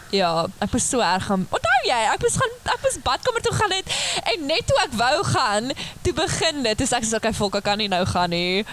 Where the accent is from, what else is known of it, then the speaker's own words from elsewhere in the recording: George, Western Cape, South Africa; moved away as an adult; now in Stellenbosch, South Africa; Ek kom van Georgia.